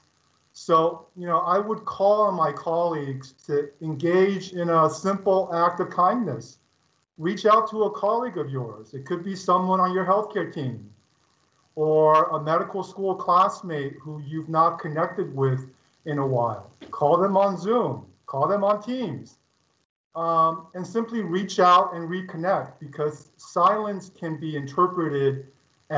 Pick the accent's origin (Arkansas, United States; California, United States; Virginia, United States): California, United States; Los Angeles; also born or lived in China; as a Chinese immigrant kid growing up in Los Angeles during the 1970s